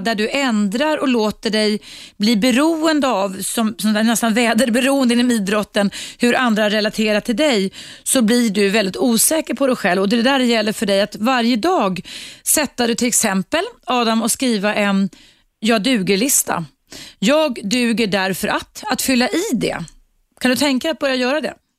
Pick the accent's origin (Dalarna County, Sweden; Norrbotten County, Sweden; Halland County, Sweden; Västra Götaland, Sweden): Dalarna County, Sweden; now in Stockholm, Sweden; som en svensk tjej från Dalarna faktiskt, där jag kommer ifrån